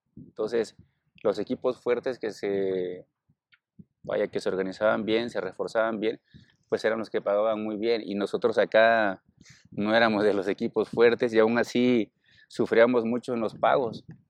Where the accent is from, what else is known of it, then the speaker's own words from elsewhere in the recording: Cruz Grande, Guerrero, Mexico; moved away; allá en, en mi pueblo, soy de Cruz Grande